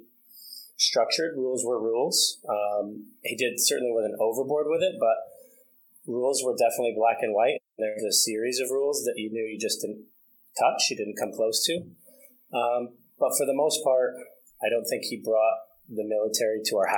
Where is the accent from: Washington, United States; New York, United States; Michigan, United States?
New York, United States; Franklin; I'm from a really small town, upstate New York, Franklin, New York